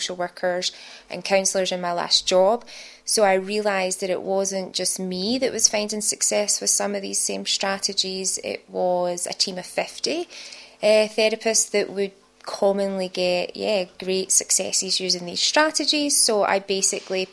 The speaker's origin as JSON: {"language": "English", "region": "Scotland", "country": "United Kingdom", "moved": "yes", "lives_now": "Sydney, Australia", "said": "My accent gives it away that I wasn't born in Australia. I'm from Scotland. I know I have a very thick accent"}